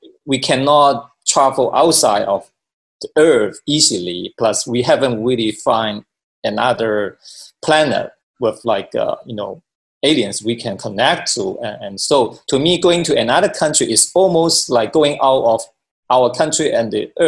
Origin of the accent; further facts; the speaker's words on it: Hong Kong; moved away as an adult; also born or lived in China / United States / Japan / Korea; I was born in China, then I grew up in Hong Kong, and I went to the United States for my studies, and I live in different countries, including Japan and Korea as well